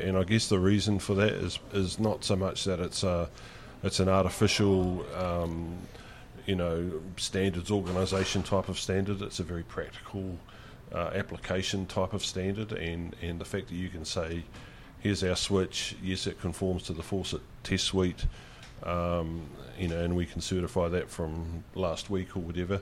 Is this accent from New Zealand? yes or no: yes; New Zealand; as a New Zealander and based in New Zealand